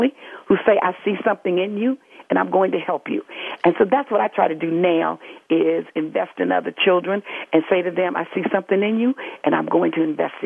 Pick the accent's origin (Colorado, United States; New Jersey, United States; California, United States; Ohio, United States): California, United States; Los Angeles; I grew up in Los Angeles